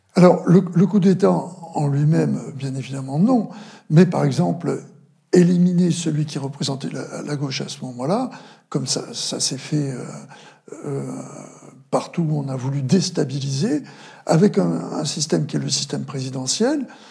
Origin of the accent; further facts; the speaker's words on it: Vendée, Pays de la Loire, France; also born or lived in Paris; j'accompagnais ma, famille chez moi en Vendée